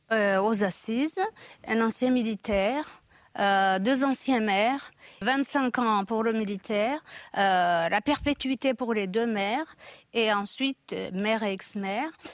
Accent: Rwanda; moved away as an adult; now in France; j'ai quitté le Rwanda en 73

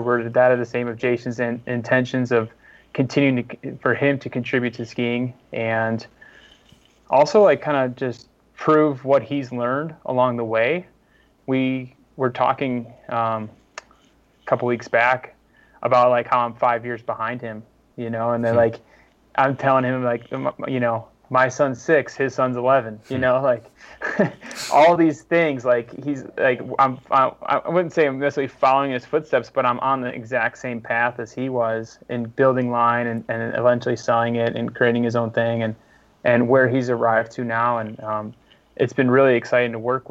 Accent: Midwest, United States; moved away; also born or lived in West Coast; as a Midwesterner moving west

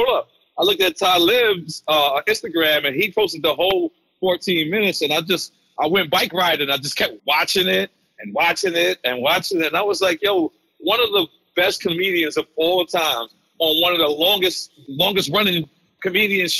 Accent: New York City, New York, United States; I'm from Queens. Jackson Heights

